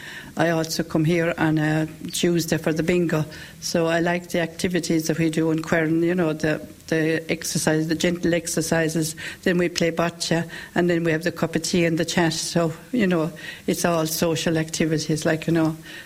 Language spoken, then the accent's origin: English; Carrigaholt, County Clare, Ireland; I'm from Carrigaholt.